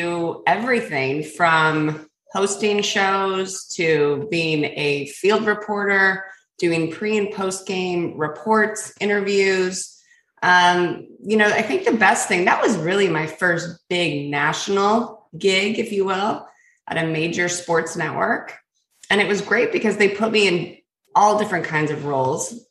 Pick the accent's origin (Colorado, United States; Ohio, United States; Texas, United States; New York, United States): Colorado, United States; Denver; I'm from Denver.